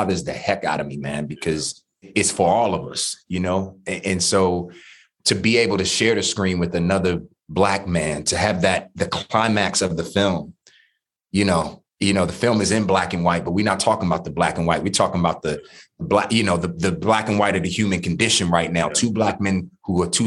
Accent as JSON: {"language": "English", "town": "Washington", "region": "District of Columbia", "country": "United States", "tie": "born or raised there", "said": "growing up in DC public schools"}